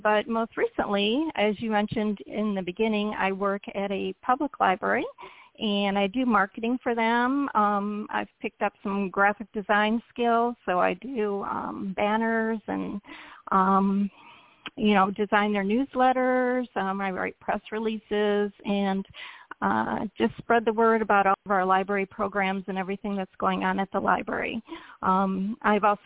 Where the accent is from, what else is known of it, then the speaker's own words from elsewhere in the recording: Michigan, United States; moved away as an adult; now in South Florida, United States; I was born in Michigan, and I always felt like I was a little bit misplaced in Michigan because I hate cold weather. I never seem to be able to warm up. So I stayed in Michigan until I graduated from Michigan State